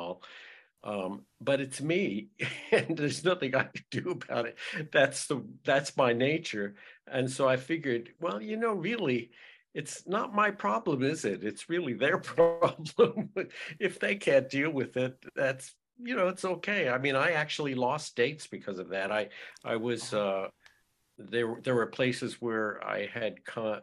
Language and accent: English; Los Angeles, California, United States; growing up in Los Angeles